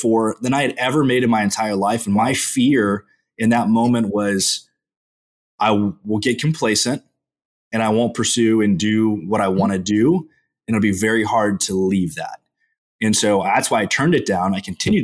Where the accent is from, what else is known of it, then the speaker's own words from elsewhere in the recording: College Station, Texas, United States; also born or lived in Houston, Texas; I grew up in College Station, Texas, home of the fighting Texas Aggies.